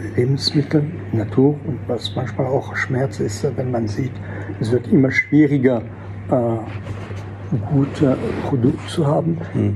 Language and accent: German; Alsace, Grand Est, France; first language French; German is a second language; moved away as an adult; also born or lived in Fribourg, Switzerland / Salzburg, Austria; als französische Muttersprache, weil ich bin vielleicht im Elsass geboren, habe nie das Dialekt kennengelernt. Meine Eltern stammen aus Nord- und Mittelfrankreich